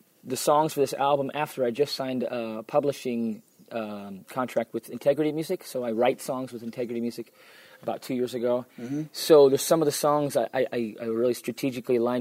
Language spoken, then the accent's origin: English; United States; moved away as an adult; now in Israel; I grew up in the States